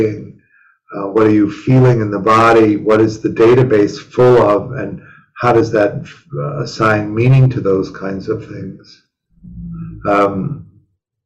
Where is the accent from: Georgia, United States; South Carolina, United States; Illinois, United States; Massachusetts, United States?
Illinois, United States; Chicago; moved away; growing up in Chicago